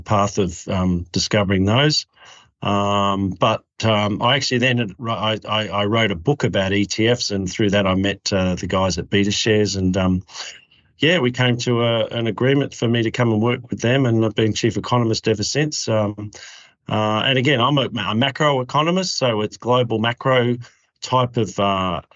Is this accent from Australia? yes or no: yes; Adelaide, South Australia, Australia; I came from Adelaide, so I'm originally from Adelaide, developed an early interest and liking of economics way back in high school.